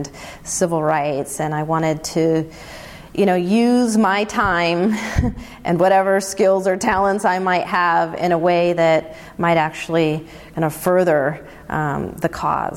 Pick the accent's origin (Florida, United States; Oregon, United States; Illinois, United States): Illinois, United States; Chicago / small town in; I was born in Chicago